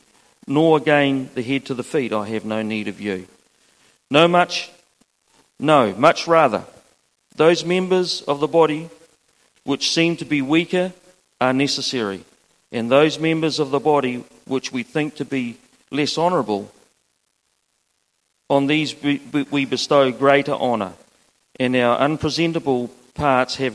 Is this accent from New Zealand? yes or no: yes; Mahia Peninsula, Hawke's Bay, New Zealand; now in Gisborne, New Zealand; I'm born and bred on the Mahi Peninsula